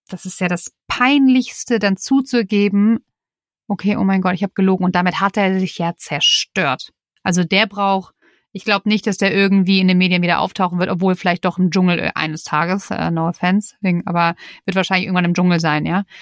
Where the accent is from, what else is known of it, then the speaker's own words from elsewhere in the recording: Germany; bei uns in Deutschland